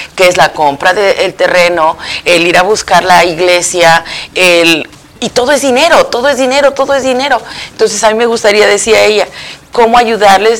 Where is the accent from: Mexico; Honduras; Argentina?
Mexico; central Mexico; moved away; yo soy del centro de México